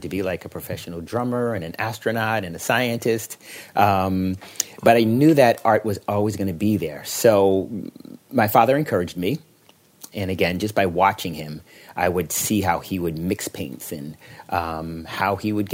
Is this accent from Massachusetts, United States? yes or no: yes; Boston, Massachusetts, United States; I grew up in Boston, Massachusetts